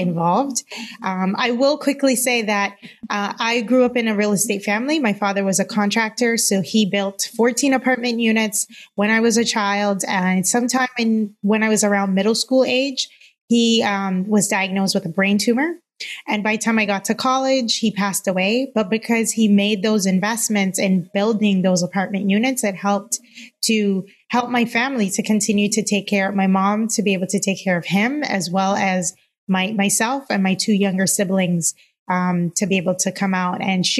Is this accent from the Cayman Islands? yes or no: yes; Cayman Islands; moved away as an adult; now in United States; I'm originally from the Cayman Islands. I've been in the U.S. now for a little over 10 years.